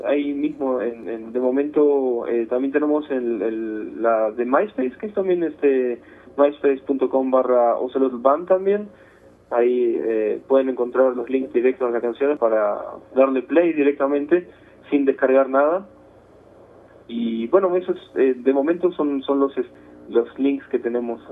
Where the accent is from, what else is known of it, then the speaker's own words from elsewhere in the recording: Buenos Aires, Argentina; moved away; de Buenos Aires, de Buenos Aires, de la, capital federal, bueno, ahora sería Ciudad Autónoma de Buenos Aires